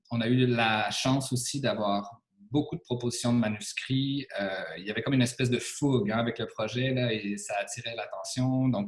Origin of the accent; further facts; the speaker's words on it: Montreal, Quebec, Canada; moi, je n'étais pas natif de cette région-ci, donc je venais de Montréal.